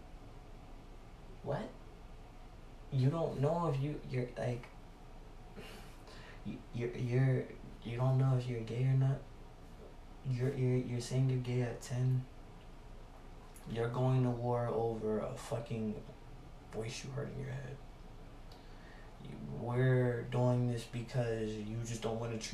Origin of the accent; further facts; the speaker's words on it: United States; I'm African American